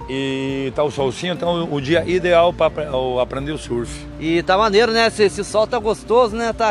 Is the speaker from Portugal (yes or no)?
no; Argentina; Portuguese is a second language; now in Itamambuca, Brazil; Bom dia galera … eu moro em Itamambuca, eu sou da Argentina, eu dou aula de surf e tenho mais 30 anos de surfista.